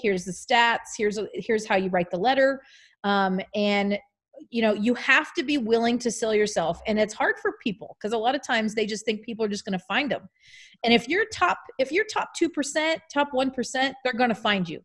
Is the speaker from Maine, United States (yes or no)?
yes; Maine, United States; now in California, United States; I'm from Maine